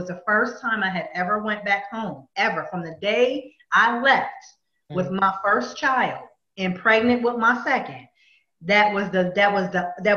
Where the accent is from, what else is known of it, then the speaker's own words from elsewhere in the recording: Pennsylvania, United States; I'm from Pennsylvania. I've grown up there all my life